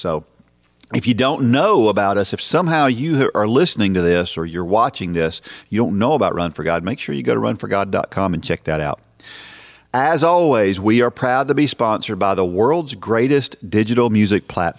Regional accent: Massachusetts, United States; I am from Massachusetts. In fact, I grew up just two towns over from where the marathon starts.

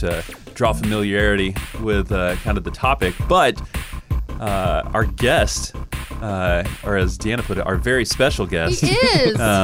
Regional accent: Tennessee, United States; I think all three of us were born and raised in Tennessee

